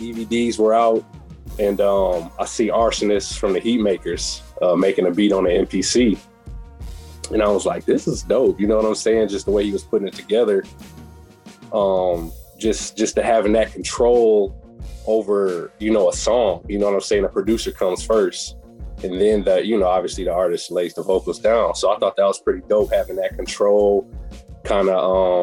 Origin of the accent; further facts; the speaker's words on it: Beloit, Wisconsin, United States; I'm from Beloit, Wisconsin, southern Wisconsin.